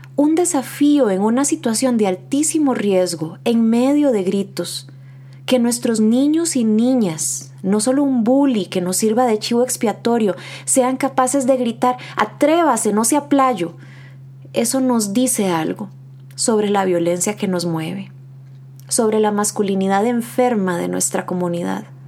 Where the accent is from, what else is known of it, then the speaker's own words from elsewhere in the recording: Costa Rica; nos interpela en nuestra identidad como costarricenses